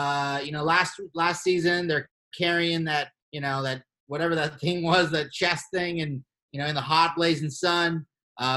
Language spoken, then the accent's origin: English; Colorado, United States; I'm from Colorado